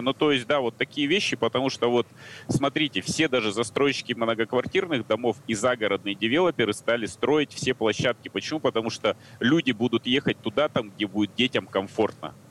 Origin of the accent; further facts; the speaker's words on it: Tyumen, Tyumen Oblast, Russia; я сам из Тюмени